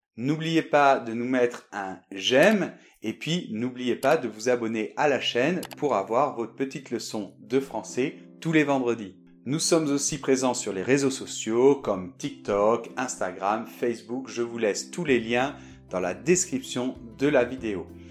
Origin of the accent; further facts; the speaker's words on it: Bordeaux, Nouvelle-Aquitaine, France; now in Madrid, Spain; je suis de Bordeaux